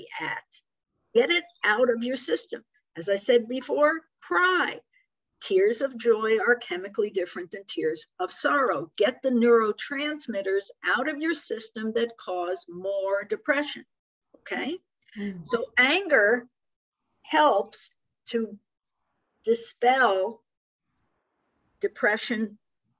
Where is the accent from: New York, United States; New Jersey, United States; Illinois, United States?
New Jersey, United States; Metuchen; moved away; also born or lived in San Diego; where I grew up in Metuchen, New Jersey